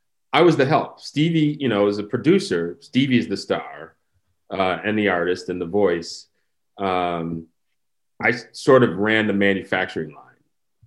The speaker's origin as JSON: {"language": "English", "region": "Midwest", "country": "United States", "tie": "born or raised there", "said": "I grew up in the Midwest. We played football, and I was actually a ski racer."}